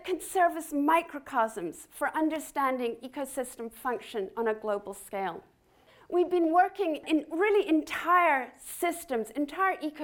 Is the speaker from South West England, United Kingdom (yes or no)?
no; Scotland, United Kingdom; I grew up with gorse in Scotland